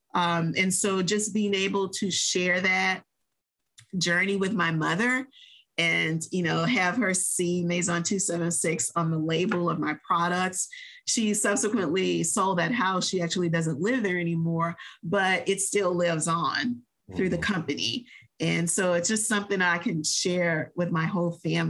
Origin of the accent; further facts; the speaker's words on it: New Orleans, Louisiana, United States; now in Texas, United States; I am a New Orleans native. I was born and raised in New Orleans.